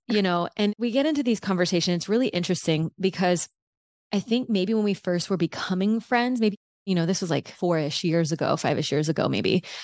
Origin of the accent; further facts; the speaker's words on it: South Louisiana, United States; I grew up in South Louisiana